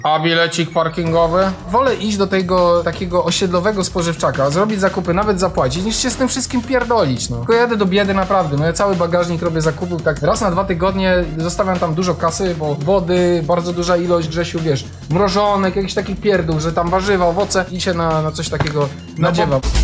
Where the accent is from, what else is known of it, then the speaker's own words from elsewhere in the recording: Pyskowice, Silesian Voivodeship, Poland; My mieszkaliśmy w Pyskowicach, ja to kiedyś tam powtarzałem, to jest tuż za poligonem w Gliwicach